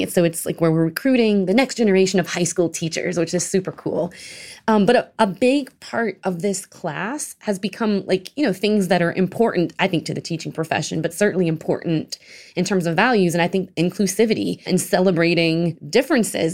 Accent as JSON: {"language": "English", "town": "Marksville", "region": "Louisiana", "country": "United States", "tie": "born or raised there", "said": "My hometown, I'm from a bayou. Uh, it's called Marksville."}